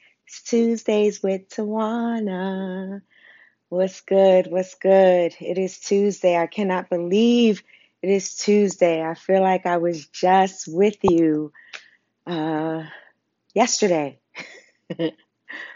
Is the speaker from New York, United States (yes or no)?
yes; New York City, New York, United States; I grew up in Wagner Projects in Harlem for the first 30 years of my life